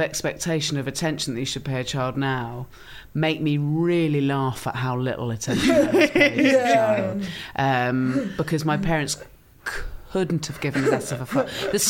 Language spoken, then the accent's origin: English; Swanage, South West England, United Kingdom; Swanage in Dorset.